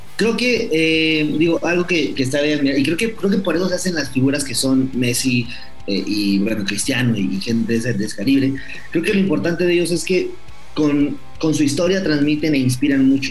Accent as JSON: {"language": "Spanish", "country": "Mexico", "tie": "born or raised there", "said": "cuando yo estaba muy chiquito, iba a ver a un equipo aquí en México"}